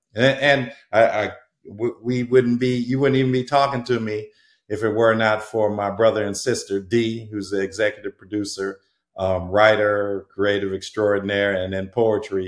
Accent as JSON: {"language": "English", "town": "Muskegon", "region": "Michigan", "country": "United States", "tie": "born or raised there", "also_born_or_lived": "Chicago, Illinois / Hawaii / Portland", "moved": "as an adult", "lives_now": "Southern California, United States", "said": "I was born in Muskegon, um, which is right where Lake Michigan is, and and um, the actual community is Norton Shores"}